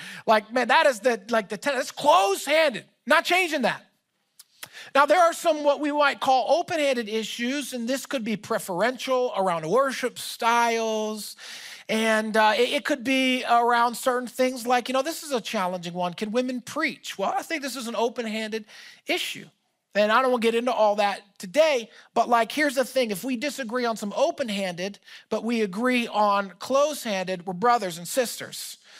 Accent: Philadelphia, Pennsylvania, United States; also born or lived in Orlando, Florida; my family, we are from Philadelphia. We got sent to Orlando, Florida to start a portion of my mom's business.

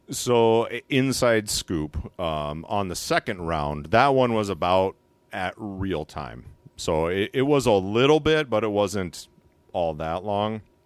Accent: Alaska, United States; I'm actually born and raised in Alaska.

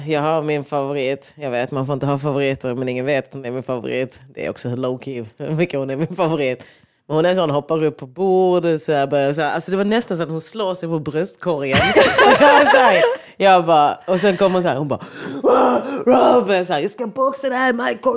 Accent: Lund, Skåne, Sweden; vi gick ju på olika sidor av Lund

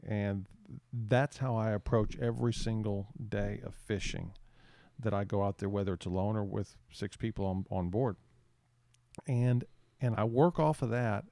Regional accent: San Antonio, Texas, United States; now in Port Mansfield, United States; I grew up in San Antonio

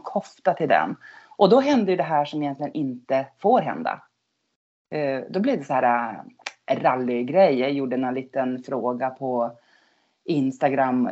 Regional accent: outside Skellefteå, Norrland, Västerbotten County, Sweden; accent: Norrland dialect; also born or lived in Gothenburg archipelago; now in Gothenburg, Sweden; jag kommer från Norrland. Jag är uppvuxen wow. utanför Skellefteå

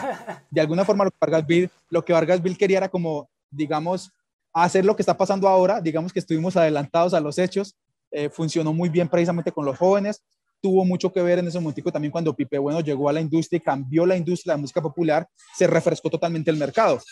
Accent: Dabeiba, Antioquia, Colombia; now in Medellín, Colombia; soy campesino de, un pueblo que se llama Dabeiba, en Antioquia, aquí en, cerca de Medellín.

